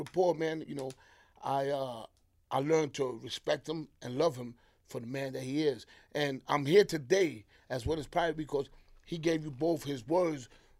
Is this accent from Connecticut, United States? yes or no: no; New York City, New York, United States; I'm a Brooklyn boy